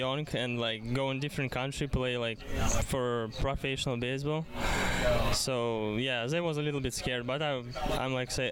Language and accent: English; Russia; English is a second language; moved away as an adult; I was born in Russia